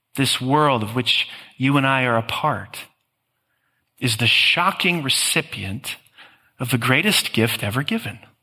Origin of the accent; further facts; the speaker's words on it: Green Bay, Wisconsin, United States; living in this mid sized Midwestern blue collar city of Green Bay